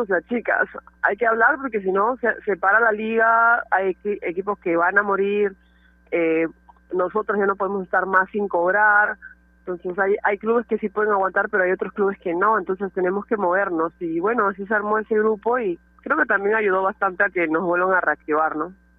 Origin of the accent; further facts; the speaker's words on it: Pueblo Libre, Lima, Peru; cuando era chiquita jugaba en Alianza, era mi eterno rival, los, nos odiábamos Alianza y Latino, porque nos representábamos ahí en Pueblo Libre